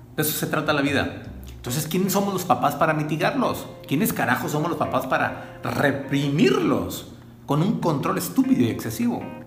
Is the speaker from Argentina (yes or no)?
no; Mexico; soy mexicano